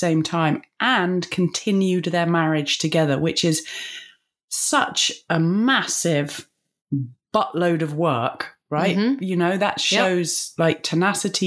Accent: Bath, South West England, United Kingdom; moved away as an adult; I did my first 2 years of recovery in Bath, in my hometown.

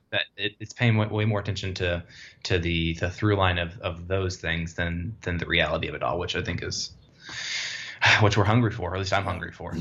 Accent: Dallas, Texas, United States; moved away; I'm originally from Dallas

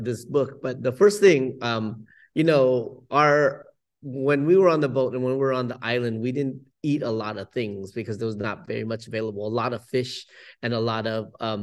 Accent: San Jose, California, United States; also born or lived in Vietnam; now in Oakland, United States; growing up in San Jose

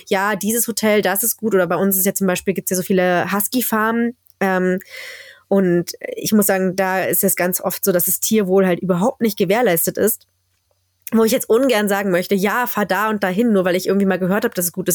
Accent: Berlin, Germany; now in Skellefteå, Sweden; habe denen meine Heimat gezeigt, habe denen Berlin gezeigt

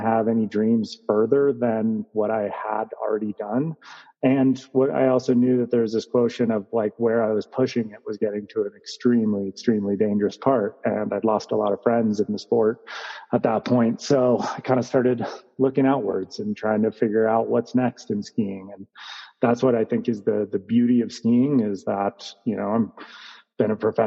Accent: Santa Cruz, California, United States; I grew up in Santa Cruz, California

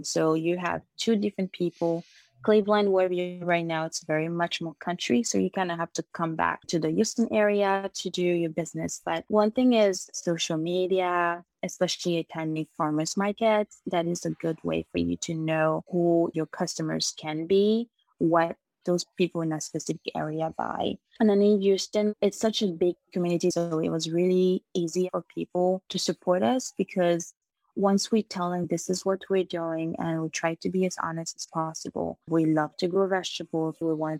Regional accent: Republic of the Congo; moved away; So my family, we're actually originally from the Republic of Congo. We moved here in 2010, and my parents have always farmed, so this is nothing new to me.

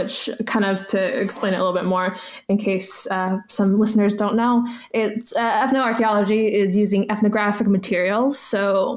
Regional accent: United States; I'm very American

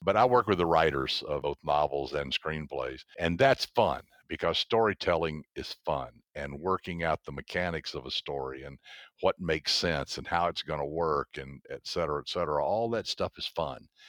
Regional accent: the South, United States; I grew up in the South, so down there everybody can tell a story.

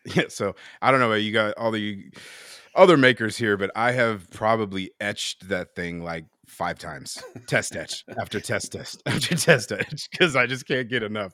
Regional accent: Bay Area, California, United States; I'm born and raised here in the Bay Area

